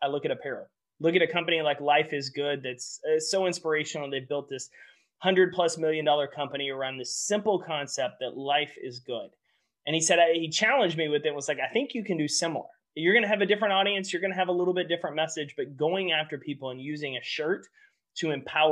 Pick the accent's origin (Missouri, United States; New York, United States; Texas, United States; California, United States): Texas, United States; about 2 hours east of Dallas; I grew up in Texas. I grew up about 2 hours east of Dallas